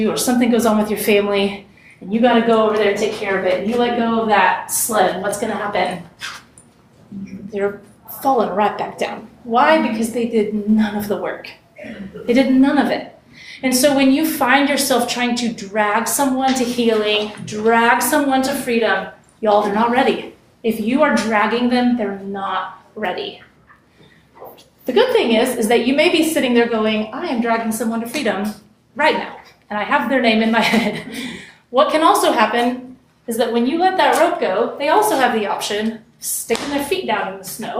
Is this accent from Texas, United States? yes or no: yes; West Texas, United States; I grew up in West Texas, the desert, basically.